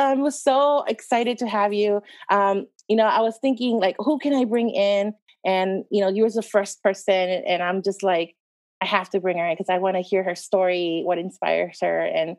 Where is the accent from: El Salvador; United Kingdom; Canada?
El Salvador; born there; Like for me growing up, I was born in El Salvador, but I really didn't get a chance to go, even young, go back and forth, maybe just once or twice because it's so expensive.